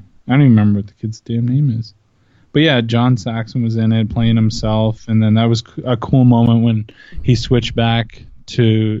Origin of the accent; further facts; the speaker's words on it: Canada; I'm Canadian